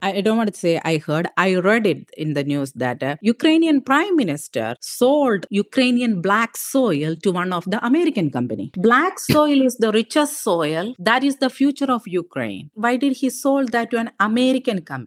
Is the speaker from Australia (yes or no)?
no; India; moved away as an adult; now in Wisconsin, United States; I was raised in India. I was raised in my aunt's family farm.